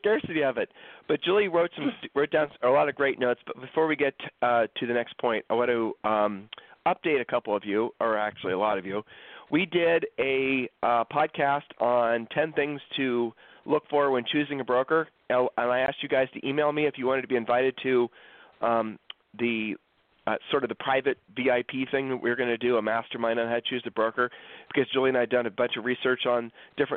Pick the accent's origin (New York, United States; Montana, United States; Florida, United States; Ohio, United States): Ohio, United States; Columbus; now in Texas, United States; We grew up in Columbus, Ohio